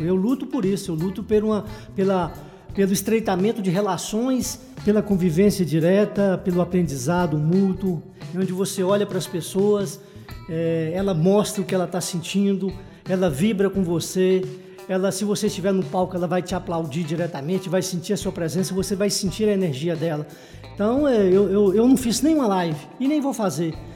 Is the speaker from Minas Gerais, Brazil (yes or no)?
yes; Joaíma, Minas Gerais, Brazil; moved away; also born or lived in Teófilo Otoni, Minas Gerais / Paraíba (father's origin); nasci no Vale do Jequitinhonha, em Juaíma, passei boa parte da minha vida na cidade de Teoflotone, no Vale do Mucuri